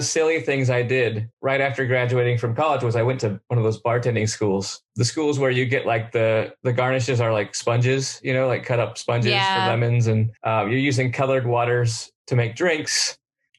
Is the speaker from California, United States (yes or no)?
yes; Southern California, United States; moved away; also born or lived in New Orleans; that was kind of my thing growing up in Southern California